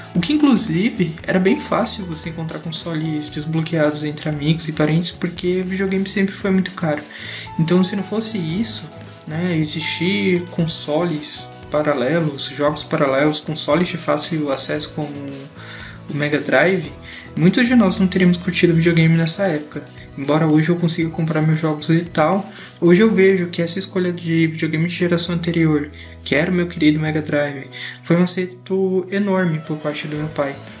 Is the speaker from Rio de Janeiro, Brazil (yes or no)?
no; São Paulo, Brazil; Eu sou de São Paulo